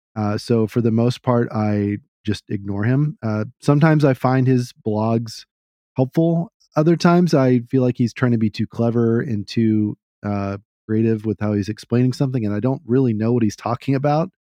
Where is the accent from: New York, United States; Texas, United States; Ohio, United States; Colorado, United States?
Texas, United States; being a Texan, I try to talk in a certain way